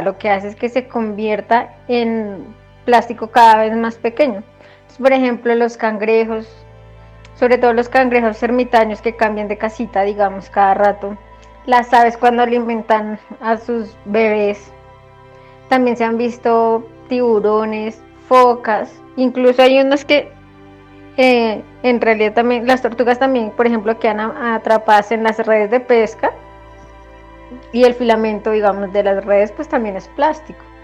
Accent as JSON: {"language": "Spanish", "country": "Colombia", "said": "nosotros como colombianos"}